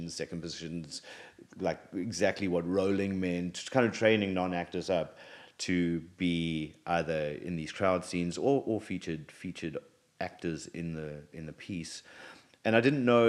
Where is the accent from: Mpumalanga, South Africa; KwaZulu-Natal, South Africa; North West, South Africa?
KwaZulu-Natal, South Africa; moved away as an adult; now in United States; I'm from South Africa originally. I'm born and raised in South Africa, and I grew up on a small farm